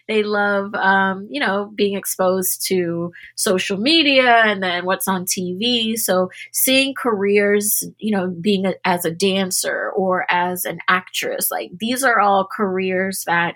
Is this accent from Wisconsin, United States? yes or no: no; Washington, District of Columbia, United States; I'm from Washington, D.C. originally